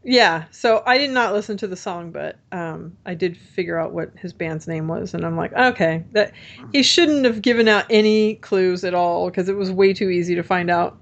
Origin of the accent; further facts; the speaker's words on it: Orange, California, United States; also born or lived in Texas; I'm from Orange, but I don't, I don't, the county's huge